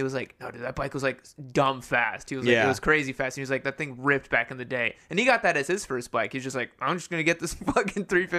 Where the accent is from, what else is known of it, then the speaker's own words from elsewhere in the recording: Brazil; so he, so, like, we're from Brazil. And so, like, he... this is, like, back in the 70s.